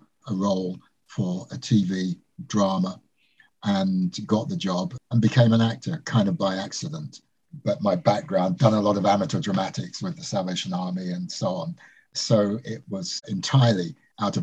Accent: London, United Kingdom; also born or lived in Jamaica; I was born in Jamaica, came to this country with my parents in 1955 and went to a school in Northwest London, a place called Harlesden in Brent

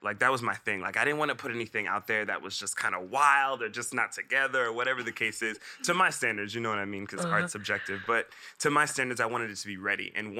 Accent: Miami, Florida, United States; born there; I was born in Miami, Florida, and my family is all in Florida.

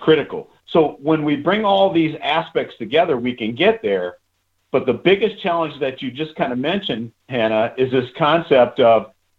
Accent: United States; growing up in the United States

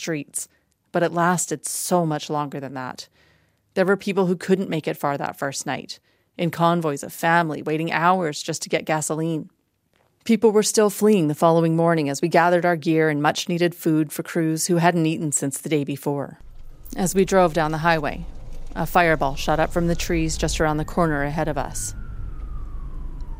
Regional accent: Drayton Valley, Alberta, Canada; my hometown of Drayton Valley

